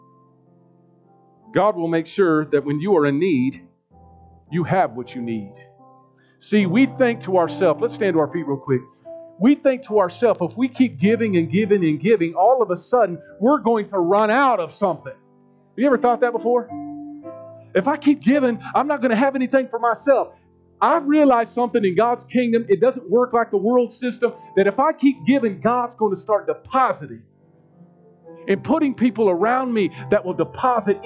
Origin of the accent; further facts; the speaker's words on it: United States; I grew up in Northeast. I was born at the osteopathic hospital, not too far from here